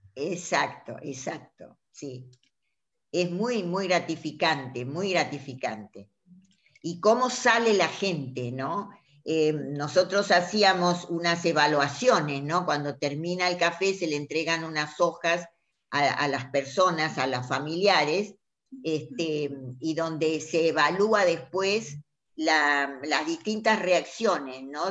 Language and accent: Spanish; La Banda, Santiago del Estero, Argentina; moved away; durante mi infancia, yo vivía en Santiago del Estero, en la banda